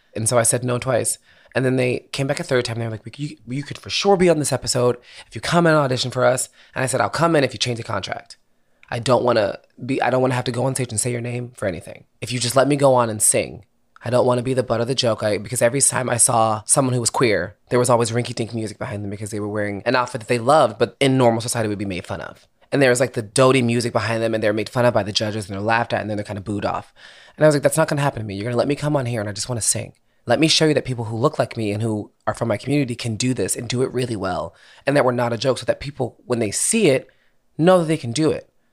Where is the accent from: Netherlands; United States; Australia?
United States; Philadelphia, Pennsylvania; moved away as an adult; also born or lived in Boston / New York; now in Los Angeles, United States; I grew up in Philadelphia